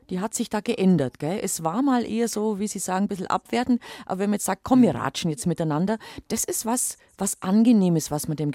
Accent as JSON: {"language": "German", "region": "Bavaria", "country": "Germany", "said": "Bei uns im Allgäu, da schwätzt man."}